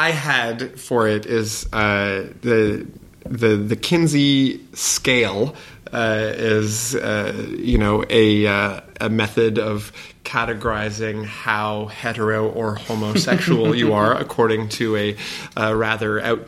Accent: Montreal, Quebec, Canada; now in Toronto, Canada; a homosexual from Montreal, but now I live in Toronto

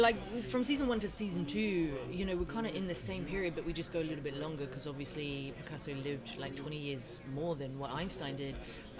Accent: New Zealand; I come from New Zealand

